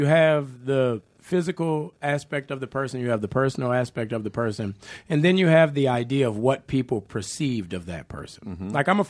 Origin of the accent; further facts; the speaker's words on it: New Orleans, Louisiana, United States; accent: New Orleans; And, you know, I was from New Orleans. I wasn't from the Midwest. I wasn't from California. So my accent was very distinctive, you know.